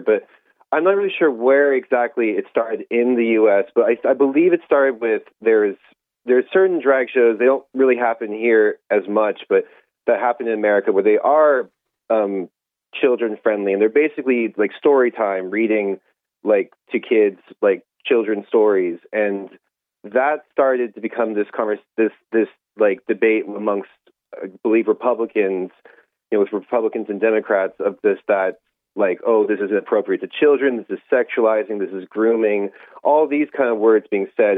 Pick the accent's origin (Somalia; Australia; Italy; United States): United States; now in Ireland; you probably can hear my accent. I'm uh, Irish American, been living in Ireland a very long time